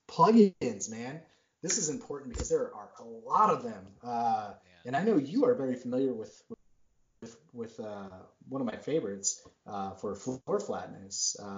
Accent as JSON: {"language": "English", "town": "Worcester", "region": "Massachusetts", "country": "United States", "said": "I'm from Massachusetts originally. I'm from Worcester. And I hear all these people talking, and I'm like, oh, my gosh, did I used to sound like this?"}